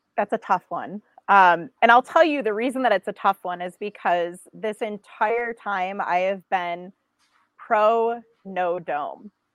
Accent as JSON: {"language": "English", "town": "Buffalo", "region": "New York", "country": "United States", "tie": "born or raised there", "said": "I grew up in Buffalo"}